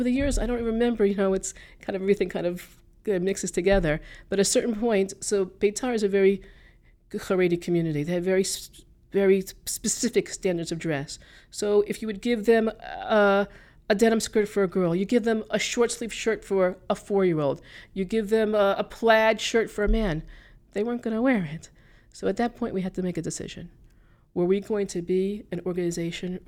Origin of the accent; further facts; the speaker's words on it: Teaneck, New Jersey, United States; also born or lived in Passaic; I grew up in Teaneck